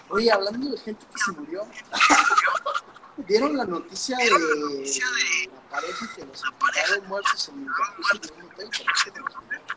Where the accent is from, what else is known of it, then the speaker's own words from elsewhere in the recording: Veracruz, Mexico; Yo soy de Veracruz.